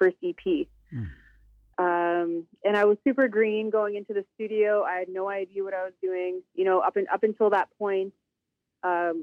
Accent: Northern Alberta, Canada; I'm originally from Northern Alberta, Treaty 8 territory, from the Tall Cree tribe, Tall Cree Nation, and I'm also Métis. I grew up on the Métis settlement as well

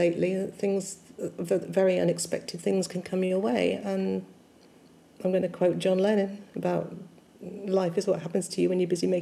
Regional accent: Vale of the White Horse, Berkshire, South East England, United Kingdom; now in Manchester, United Kingdom; I was born in the Vale of the White Horse in Berkshire.

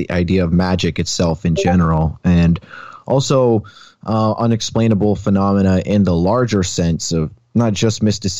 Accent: Alaska, United States; I grew up outside of Anchorage, like 15 minutes down the highway. And there seems to be so much UFO activity surrounding the Chugach mountain range.

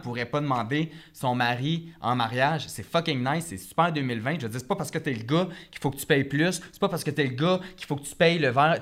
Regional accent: Repentigny, Quebec, Canada; now in Montreal, Canada; Je viens de Repentigny

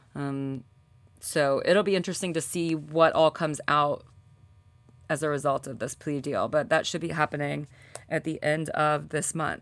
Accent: Birmingham, Alabama, United States; moved away; I grew up in Birmingham, and specifically, I grew up in the suburbs of Birmingham

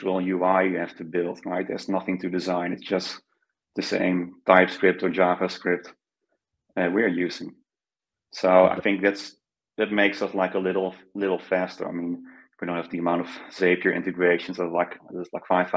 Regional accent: Netherlands; So I'm Dutch. I grew up in the Netherlands

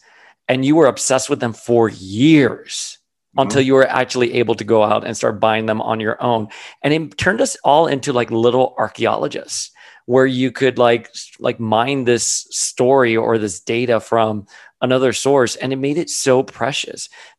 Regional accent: Miami, Florida, United States; I grew up in Miami during the 80s and the 90s during the cocaine war.

